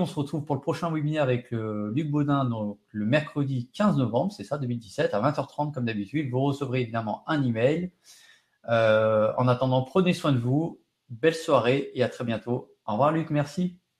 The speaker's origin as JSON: {"language": "French", "country": "France", "said": "chez nous en France"}